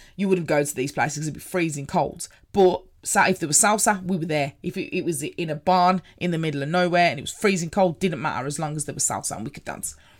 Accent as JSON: {"language": "English", "town": "Birmingham", "region": "West Midlands", "country": "United Kingdom", "said": "I'm from Birmingham. If you hadn't already noticed by the accents"}